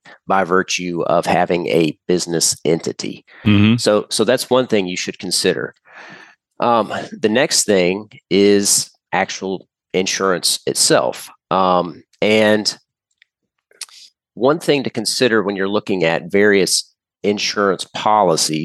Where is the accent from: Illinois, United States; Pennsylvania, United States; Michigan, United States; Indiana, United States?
Indiana, United States; I'm from Indiana